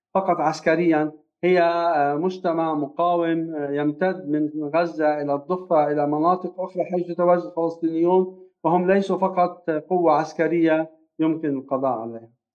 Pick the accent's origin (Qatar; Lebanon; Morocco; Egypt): Lebanon; نحن مسؤولون جميعا كبشر ليس فقط كلبنانيين